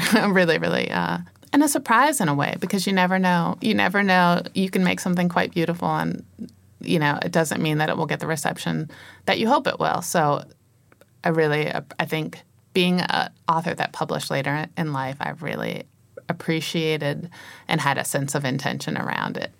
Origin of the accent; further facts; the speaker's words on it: Virginia, United States; I was born and raised in the United States in Virginia